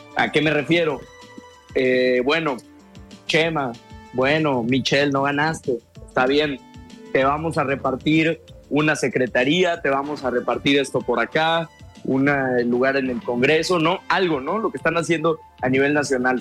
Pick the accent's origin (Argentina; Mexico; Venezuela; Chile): Mexico; San Luis Potosí; yo soy de San Luis Potosí